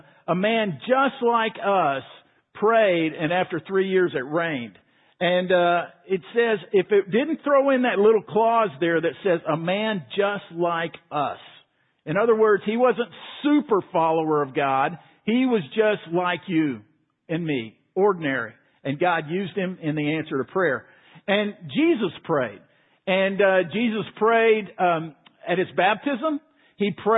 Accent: Waco, Texas, United States; I grew up in Waco

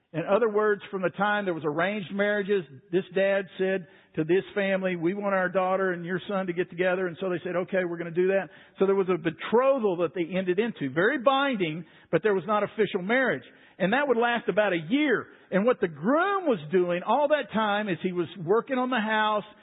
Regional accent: Waco, Texas, United States; I grew up in Waco

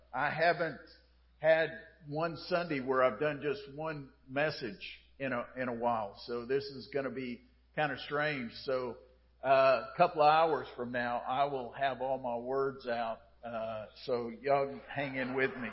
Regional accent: United States; as an American

